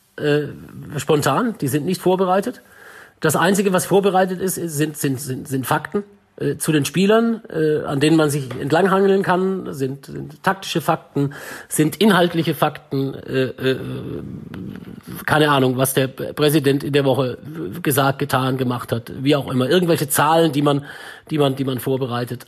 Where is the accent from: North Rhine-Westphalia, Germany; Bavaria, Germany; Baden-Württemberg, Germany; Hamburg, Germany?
Baden-Württemberg, Germany; Swabia; accent: Swabian; now in Munich, Germany; ich bin ja Schwabe, Ne? Und ich konnte dann aber wirklich Hochdeutsch sprechen